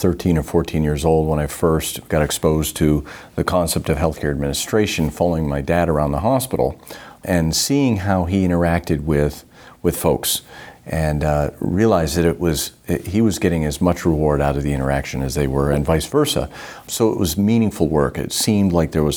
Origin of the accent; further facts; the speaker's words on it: Northern Maine, United States; I grew up in Northern Maine